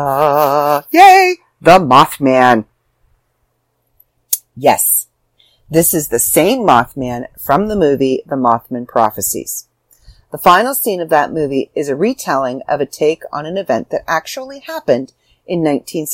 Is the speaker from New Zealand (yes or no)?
no; Canada; I'm Canadian